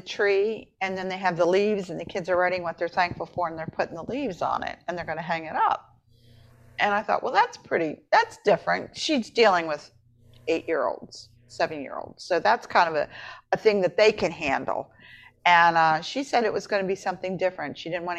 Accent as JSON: {"language": "English", "region": "Appalachia", "country": "United States", "said": "I'm from Appalachia. They do so many things, and you just sit there and go, oh, my God, you guys are all witches."}